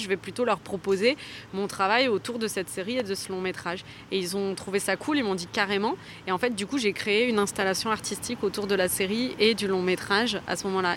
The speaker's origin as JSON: {"language": "French", "town": "Toulouse", "region": "Occitania", "country": "France", "tie": "born or raised there", "said": "je suis originaire de Toulouse"}